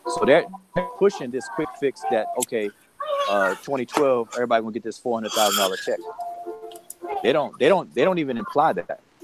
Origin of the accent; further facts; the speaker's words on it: Washington, District of Columbia, United States; I'm from Washington D.C., and DC has definitely had a complete facelift from the time that I grew up in in, uh, in DC till now